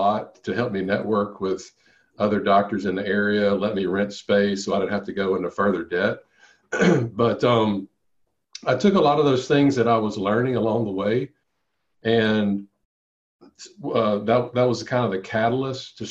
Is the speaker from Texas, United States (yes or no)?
no; Monroe, Louisiana, United States; my hometown in Louisiana.